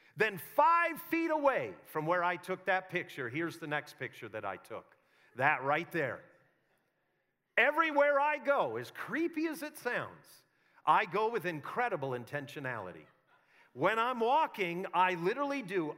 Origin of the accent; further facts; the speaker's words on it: Neenah, Wisconsin, United States; we were raised on a farm in Neenah, Wisconsin